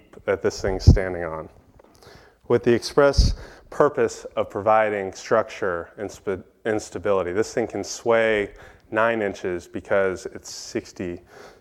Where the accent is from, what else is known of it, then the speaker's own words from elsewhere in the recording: East Coast, United States; moved away; growing up on the East Coast